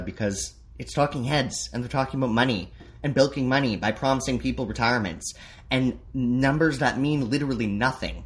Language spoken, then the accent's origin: English; Canada; as a Canadian